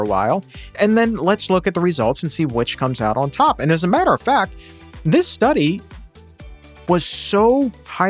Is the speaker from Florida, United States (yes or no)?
no; Norfolk, Virginia, United States; moved away; growing up in Norfolk